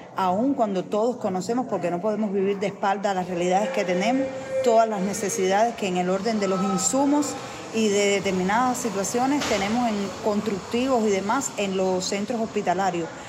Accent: Cuba

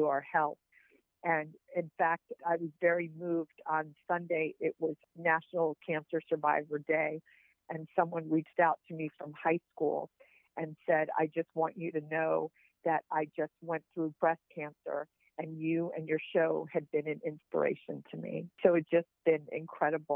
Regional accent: Richmond, Virginia, United States; I grew up in Richmond

